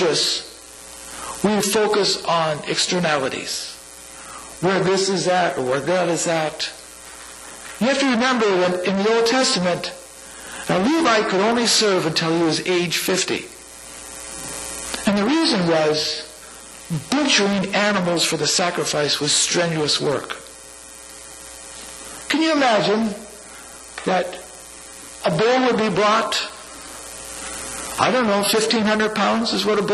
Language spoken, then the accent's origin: English; San Francisco, California, United States; my hometown, San Francisco